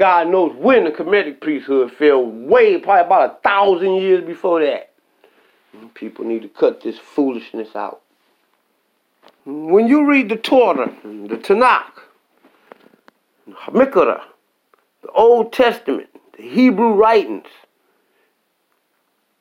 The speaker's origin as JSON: {"language": "English", "country": "United States", "said": "I'm American"}